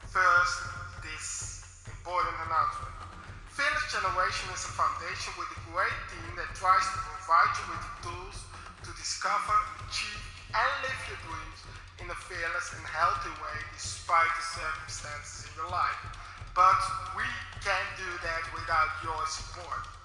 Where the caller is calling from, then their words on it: Netherlands; English is a second language; from the Netherlands